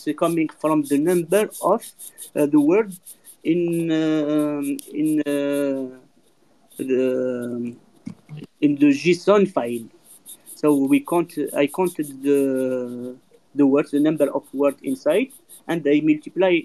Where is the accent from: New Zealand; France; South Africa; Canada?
France; also born or lived in Dubai; I'm from France.